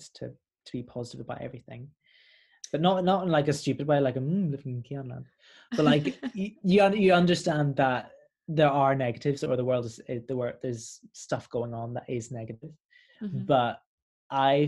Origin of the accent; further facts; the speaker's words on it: Belfast, Northern Ireland, United Kingdom; moved away as an adult; now in London, United Kingdom; I'm a Northern Irish caramel boy